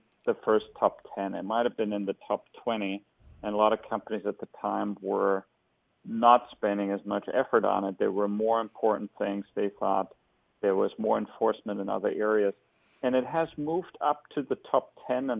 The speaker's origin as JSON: {"language": "English", "region": "Hesse", "country": "Germany", "tie": "born or raised there", "also_born_or_lived": "Bavaria / Berlin", "moved": "as an adult", "lives_now": "San Francisco, United States", "said": "I was born in the German state of Hessen"}